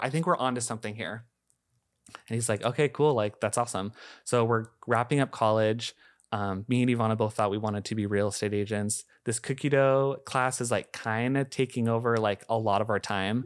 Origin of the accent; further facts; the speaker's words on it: Shoreline, Washington, United States; I grew up in Shoreline